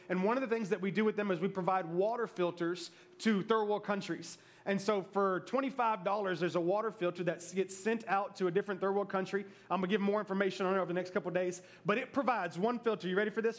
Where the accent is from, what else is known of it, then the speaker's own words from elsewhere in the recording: Memphis, Tennessee, United States; moved away; I was from Memphis